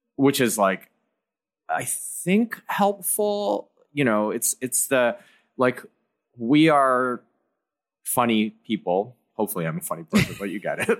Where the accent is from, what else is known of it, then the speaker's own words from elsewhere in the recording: Ann Arbor, Michigan, United States; I grew up in Ann Arbor, Michigan, which is like a, a university town